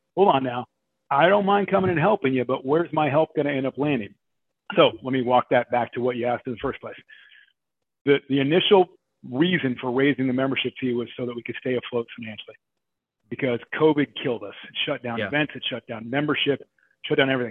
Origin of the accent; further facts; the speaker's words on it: Oregon, United States; I grew up in Oregon. So, and I dove in a little town, you know, called Eugene